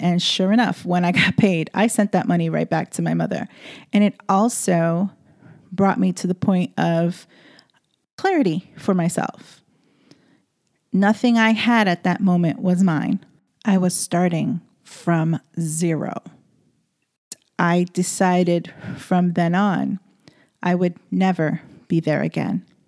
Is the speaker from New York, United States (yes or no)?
yes; New York City, New York, United States; moved away as an adult; I am born and bred in the Bronx, and all I knew and understood was the city life and being in the daily runaround of New York City